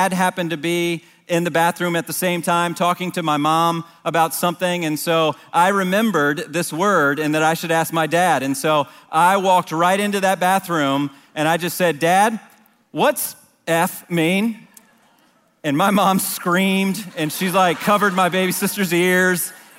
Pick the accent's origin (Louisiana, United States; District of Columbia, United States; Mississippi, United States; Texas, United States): District of Columbia, United States; Washington; I didn't grow up here. I grew up in the Washington, D.C. area